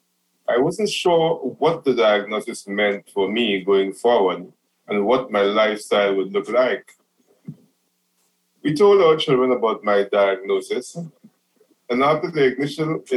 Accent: Trinidad & Tobago; moved away as an adult; now in New Orleans, United States; am originally from Trinidad and Tobago, which is a small country in the Caribbean

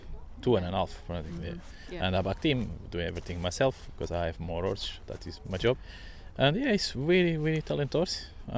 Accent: Brentwood, East of England, United Kingdom; I'm from Brentwood, Essex

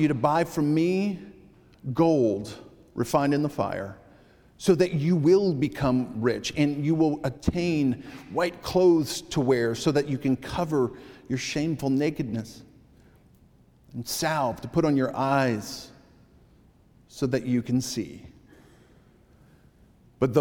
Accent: New England, United States; I grew up in New England

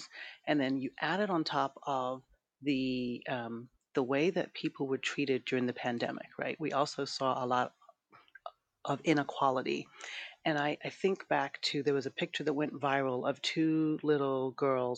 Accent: London, United Kingdom; accent: British; also born or lived in Brooklyn, New York, United States; now in Los Angeles, United States; I grew up in London. I was like always one of the like two black people in my school. And then I moved from London to Brooklyn, New York

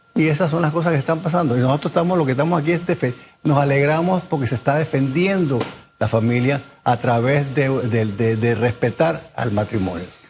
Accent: Panama; Yo soy panameño, yo soy orgullosamente panameño

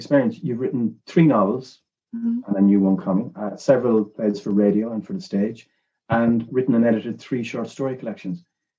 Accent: Sligo, Connacht, Ireland; moved away; I'm moving back to Sligo, my hometown, to work there.

